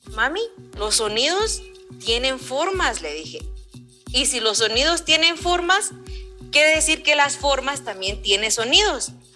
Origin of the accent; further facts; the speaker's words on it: Guatemala; soy del occidente, del altiplano, soy del pueblo quiche del altiplano occidental, de aquí de, Guatemala, de Chimuleo